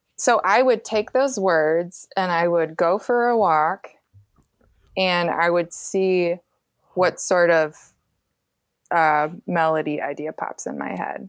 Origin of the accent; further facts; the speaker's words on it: Grand Rapids, Michigan, United States; moved away as an adult; also born or lived in Greenville, Illinois / St. Louis; I grew up in Grand Rapids, Michigan